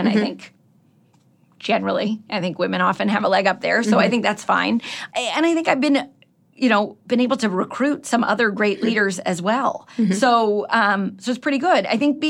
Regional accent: Cleveland, Ohio, United States

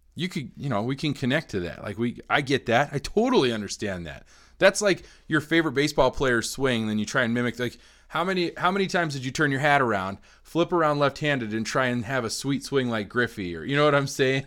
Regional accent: Colorado, United States; kids growing up in Colorado in the eighties and nineties.

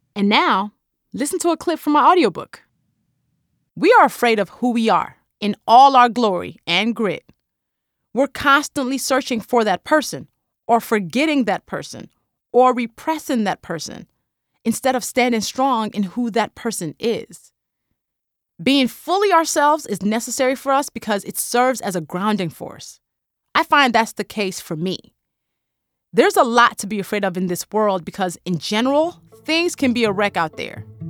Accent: Nigeria; accent: Nigerian; my Nigerian accent

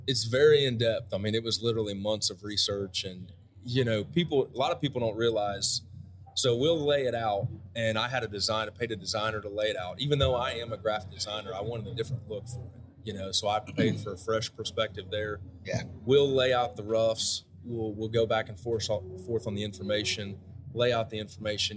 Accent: Midwest, United States; I grew up in the Midwest.

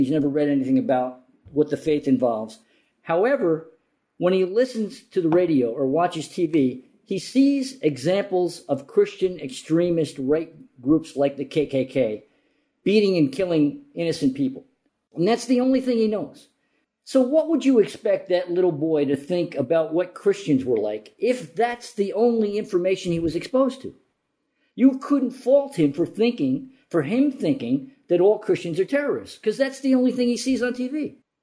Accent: New Jersey, United States; also born or lived in Morocco / Yemen; I grew up in New Jersey

